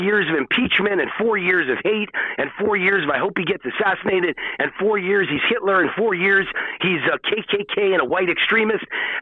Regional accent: Mount Vernon, New York, United States; I was born in Mount Vernon, New York, on the Bronx borderline

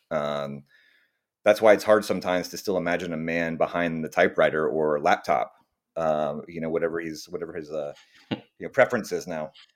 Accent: Austin, Texas, United States; moved away as an adult; also born or lived in New York / California; now I'm back in uh, Austin, Texas, my my hometown

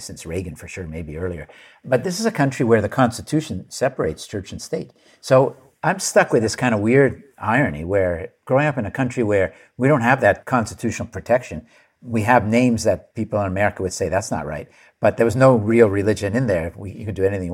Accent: Montreal, Quebec, Canada; now in Hanover, United States; I am from Canada originally. And when I went to school, actually in Montreal

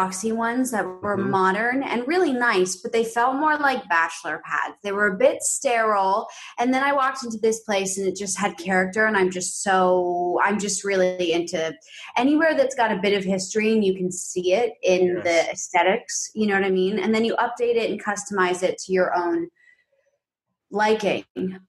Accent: New York City, New York, United States; growing up, we're from New York City, and I grew up predominantly in this like big pre-war quintessential like Upper West Side apartment.

